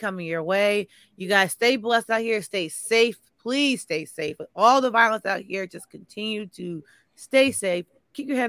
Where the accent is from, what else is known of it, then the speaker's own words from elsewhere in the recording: New York, United States; me as a New Yorker